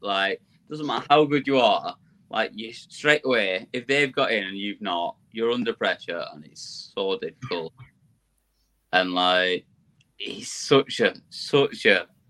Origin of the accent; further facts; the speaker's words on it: North East England, United Kingdom; like, I just say like at the end of everything because I'm a Geordie.